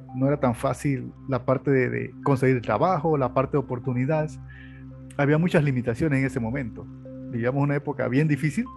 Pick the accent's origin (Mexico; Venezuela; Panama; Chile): Panama; Los Santos; menos de cuatro minutos ya estás en la playa, donde soy nativo, que es, se llama de Los Santos